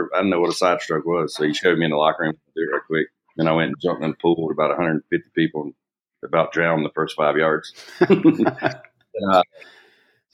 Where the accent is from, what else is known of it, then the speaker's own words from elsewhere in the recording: Macon, Georgia, United States; moved away as an adult; now in Normangee, Texas, United States; I grew up in a small town in Georgia, Macon, Georgia